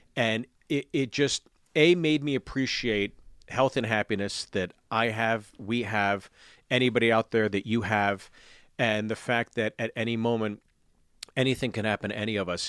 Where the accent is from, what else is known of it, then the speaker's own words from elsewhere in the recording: Pittsburgh, Pennsylvania, United States; growing up in Pittsburgh